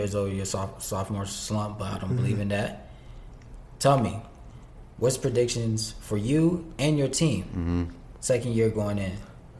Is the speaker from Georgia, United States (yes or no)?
yes; Georgia, United States; I'm from Georgia, just like you.